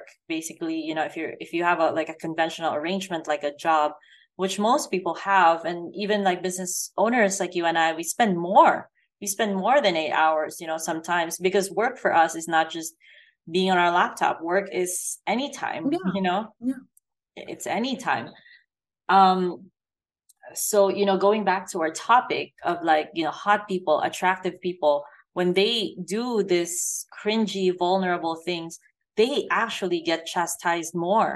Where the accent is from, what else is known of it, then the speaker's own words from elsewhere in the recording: Philippines; moved away; I grew up in the Philippines, where obviously it's also a poor country